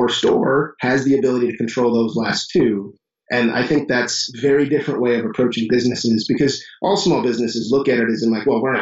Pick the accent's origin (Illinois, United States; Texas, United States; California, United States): Illinois, United States; Chicago; now in Johnson City, United States; I'm from Chicago